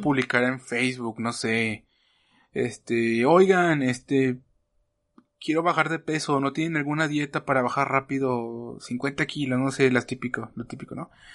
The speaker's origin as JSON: {"language": "Spanish", "country": "Mexico", "said": "como mexicanos"}